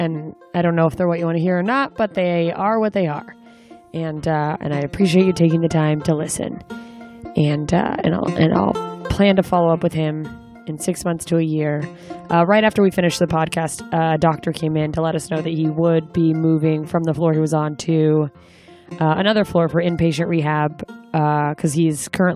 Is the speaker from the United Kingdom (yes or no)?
no; Anchorage, Alaska, United States; moved away; my hometown, Anchorage